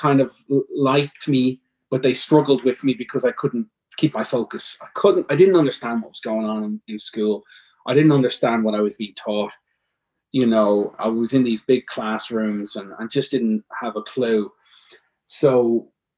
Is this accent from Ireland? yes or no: yes; Dublin, Leinster, Ireland; I've born and raised in Ireland and in Dublin.